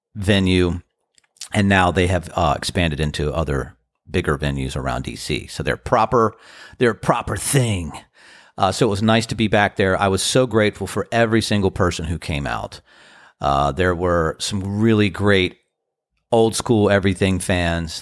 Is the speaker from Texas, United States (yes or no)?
no; Washington, District of Columbia, United States; now in Outer Banks, North Carolina, United States; I am from the D C area